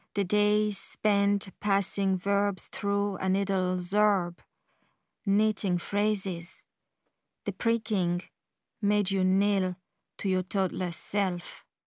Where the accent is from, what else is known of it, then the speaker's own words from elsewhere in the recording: Galway, Connacht, Ireland; English is a second language; I was very young when I came here. Like, I would have spent all my teenage years in Ireland